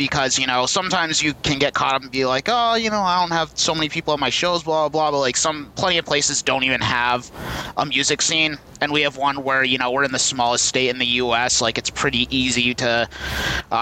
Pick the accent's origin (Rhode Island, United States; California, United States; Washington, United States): Rhode Island, United States; also born or lived in Charlestown, Rhode Island; Me and … are from Hicktown, Rhode Island